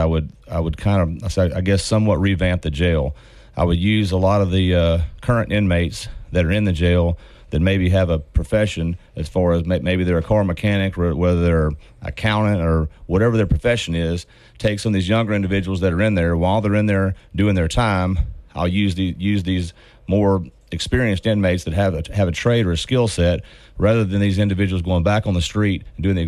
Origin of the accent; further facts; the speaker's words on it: Caddo Parish, Louisiana, United States; I was born and raised in Caddo Parish.